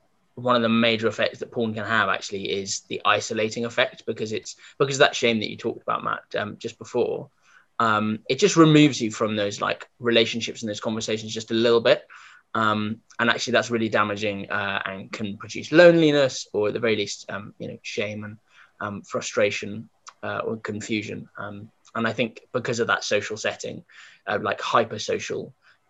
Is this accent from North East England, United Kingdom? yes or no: no; London, United Kingdom; I've lived in London all my life, still in London